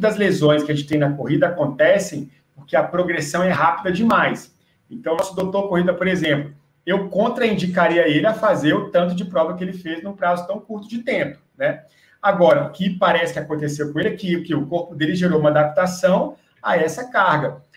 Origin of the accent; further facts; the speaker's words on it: Brasília, Federal District, Brazil; eu sou aqui de Brasília, em Brasília